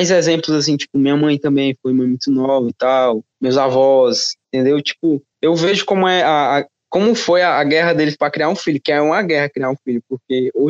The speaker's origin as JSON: {"language": "Portuguese", "town": "Fortaleza", "region": "Ceará", "country": "Brazil", "said": "Boa noite … né, tu não conhece, sou aqui de, de Fortaleza, eu fui pai para 16 para 17 anos ali"}